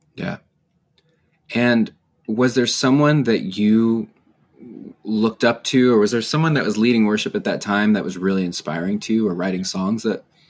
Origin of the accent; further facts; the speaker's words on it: San Diego, California, United States; I grew up in San Diego as a vineyard pastor's kid